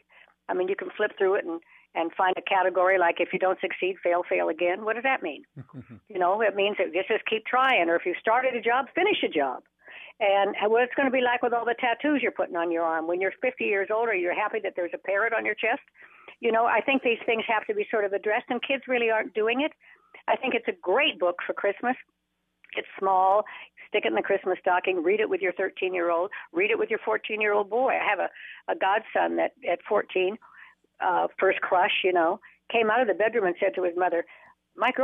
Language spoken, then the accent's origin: English; Reno, Nevada, United States; I was raised in Reno, Nevada